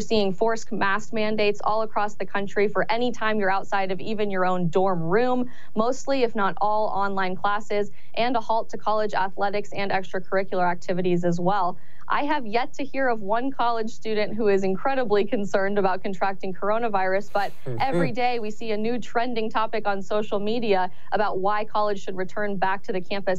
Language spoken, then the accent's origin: English; Colorado, United States; I'm actually originally from Colorado as well, a state that has had its electorate dramatically changed due to an influx of individuals moving to Colorado and voting blue.